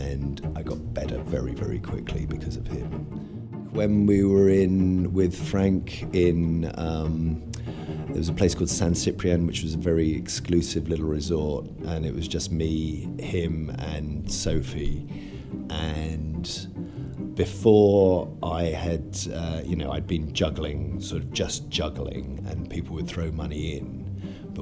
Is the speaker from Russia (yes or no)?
no; England, United Kingdom; moved away as an adult; also born or lived in Marietta, Georgia, United States / Florida, United States; now in United States; we stayed in Georgia until I was 5 years old, and then my parents moved back to England. Obviously, they are English. And then I grew up in England